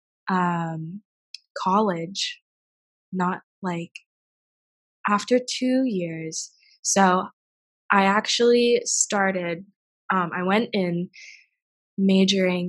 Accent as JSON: {"language": "English", "area": "17 miles east of Tupelo", "region": "Mississippi", "country": "United States", "tie": "born or raised there", "moved": "yes", "said": "I grew up in Mississippi, like 17 miles east of Tupelo"}